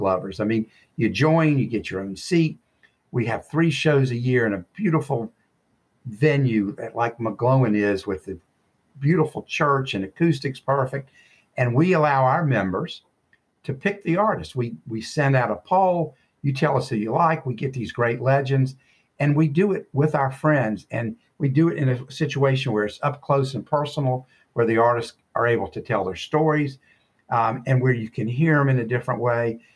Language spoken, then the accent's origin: English; Charlotte, North Carolina, United States; I grew up in Cotswold section of Charlotte, and I was on Chelmsford Road